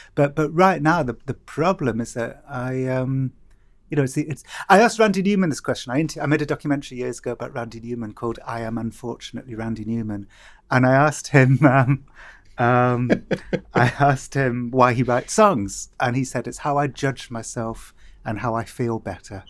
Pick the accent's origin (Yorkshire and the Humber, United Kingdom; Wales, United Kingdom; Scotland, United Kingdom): Wales, United Kingdom; Cardiff; growing up in Cardiff